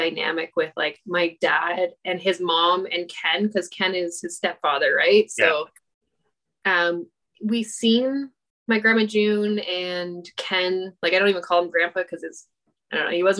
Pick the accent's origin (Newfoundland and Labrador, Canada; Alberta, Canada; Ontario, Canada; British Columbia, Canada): Ontario, Canada; Barrie; also born or lived in Toronto; I was born in Toronto. Okay. My parents moved up to Barrie when I was 6 months old.